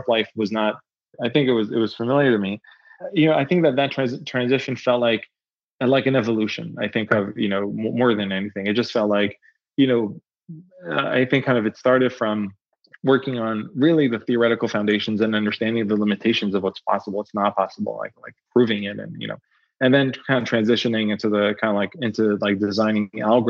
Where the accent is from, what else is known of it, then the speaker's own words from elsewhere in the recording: Israel; moved away; also born or lived in Berkeley; I'm originally from Israel.